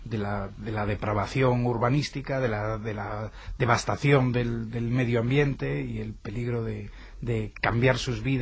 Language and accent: Spanish; Galicia, Spain; utilizo a un personaje de fuera poco para burlarme también de cómo somos los gallegos